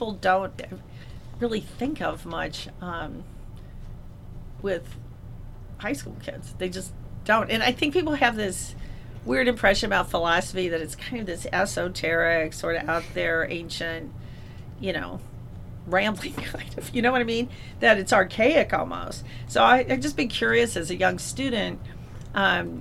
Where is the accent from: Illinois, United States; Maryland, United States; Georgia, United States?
Illinois, United States; Lake Bluff; I'm from Lake Bluff